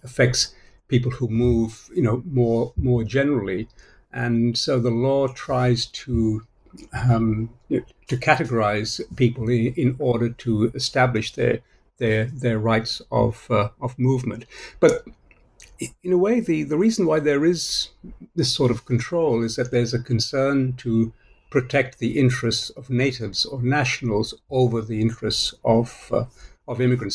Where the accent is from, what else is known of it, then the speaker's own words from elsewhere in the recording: Malaysia; also born or lived in Australia / United States / United Kingdom; now in Singapore; I was born in Malaysia, uh, ended up in Australia where I became a citizen after 15 years or so